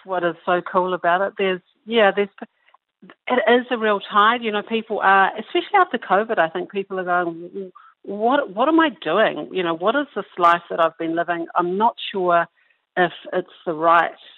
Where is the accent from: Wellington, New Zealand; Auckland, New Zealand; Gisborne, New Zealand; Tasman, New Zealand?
Wellington, New Zealand; I grew up in Wellington, quite disconnected